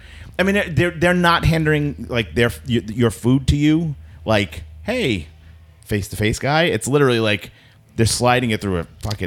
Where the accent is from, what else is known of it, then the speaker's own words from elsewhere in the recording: New York City, New York, United States; So I grew up in Sunset Park in Brooklyn.